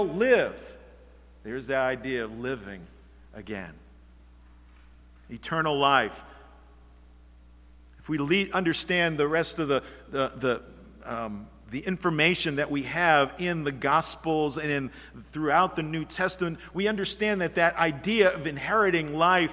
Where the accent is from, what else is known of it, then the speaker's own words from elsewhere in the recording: Norwich, Connecticut, United States; I grew up in the church, congregational church down in Norwich, Connecticut, and started in kindergarten and went through all of those grades.